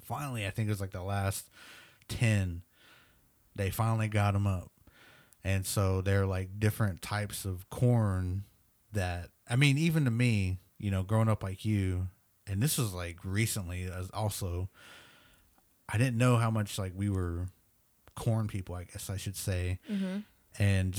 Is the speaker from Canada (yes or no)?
no; Nebraska, United States; now in Oklahoma, United States; and we're from Nebraska, but we tried to grow them here in Oklahoma, and man, they would just die.